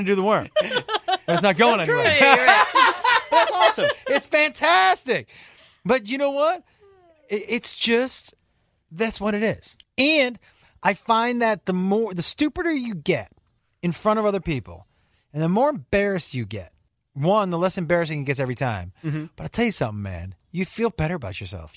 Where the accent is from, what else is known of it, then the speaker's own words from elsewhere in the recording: Western Massachusetts, United States; I'm from Western Mass